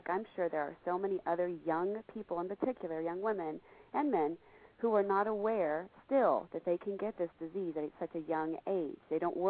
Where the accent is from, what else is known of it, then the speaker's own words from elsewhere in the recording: Texas, United States; I'm from Texas, so I'm a football whore. I love my Cowboys.